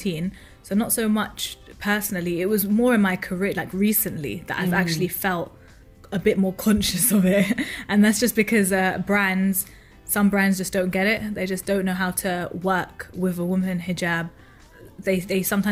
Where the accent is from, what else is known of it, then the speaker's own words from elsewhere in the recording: London, United Kingdom; like me, born and raised in London